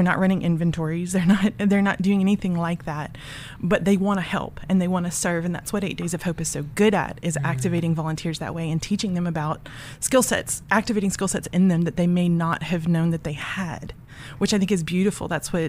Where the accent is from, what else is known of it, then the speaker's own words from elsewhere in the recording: Louisiana, United States; Well, I was born in Louisiana, so native Louisianian. Went to LSU